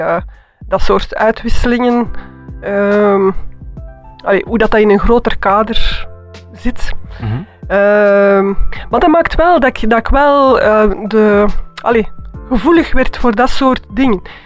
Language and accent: Dutch; Antwerp, Flanders, Belgium; moved away; also born or lived in Bruges; als kind, dat was in Antwerpen.